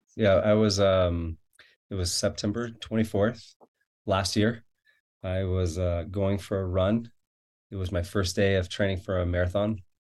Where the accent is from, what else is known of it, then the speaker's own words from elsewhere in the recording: Florida, United States; now in Farmington, Utah, United States; I'm from Florida